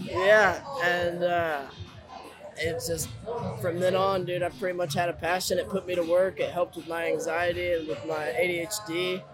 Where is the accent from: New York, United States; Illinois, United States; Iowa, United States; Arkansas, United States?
Arkansas, United States; Fayetteville; moved away as an adult; now in Oklahoma, United States; I'm from Arkansas